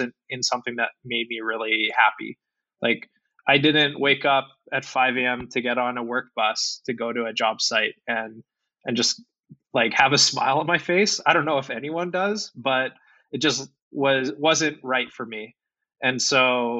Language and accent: English; Calgary, Alberta, Canada; I'm from Calgary